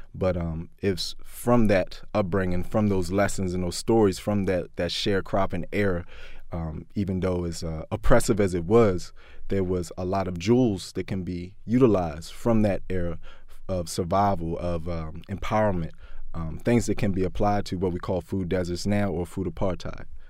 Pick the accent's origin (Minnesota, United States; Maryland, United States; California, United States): Maryland, United States; Baltimore; growing up in West Baltimore, um, growing up in Baltimore in general